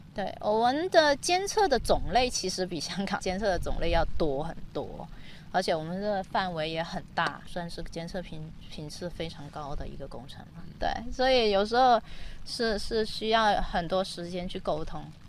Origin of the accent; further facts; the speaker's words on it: Zhuhai, Guangdong, China; 在我们家乡珠海 建了港珠澳大桥。我刚好是珠海人